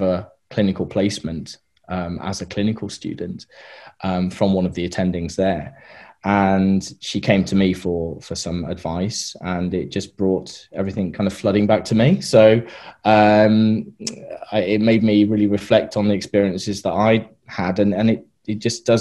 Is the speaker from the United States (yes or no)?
no; United Kingdom; moved away as an adult; also born or lived in Australia; now in New Zealand; we're British, and we're going back to the UK in the summer.